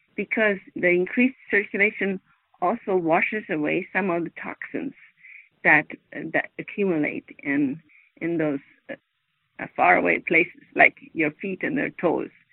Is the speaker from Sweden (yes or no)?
yes; Sweden; moved away as an adult; now in United States; I'm not from America directly, but I'm directly from Sweden. And I lived and worked there most of my growing up years.